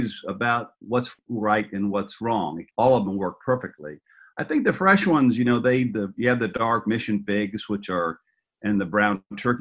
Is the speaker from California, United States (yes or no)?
yes; San Francisco, California, United States; I grew up in San Francisco, and we had an enormous mission fig